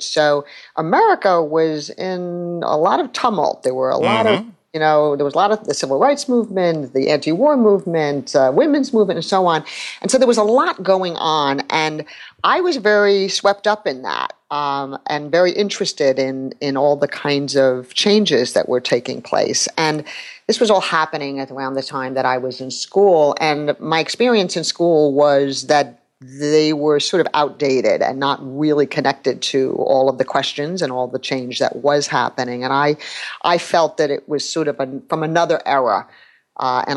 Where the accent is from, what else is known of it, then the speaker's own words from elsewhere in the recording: New York City, New York, United States; I'm from New York City and have lived here all my life.